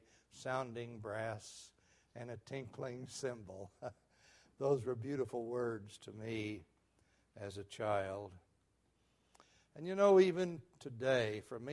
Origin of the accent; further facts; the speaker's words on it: Muskogee, Oklahoma, United States; When I was a boy growing up in Muskogee, Oklahoma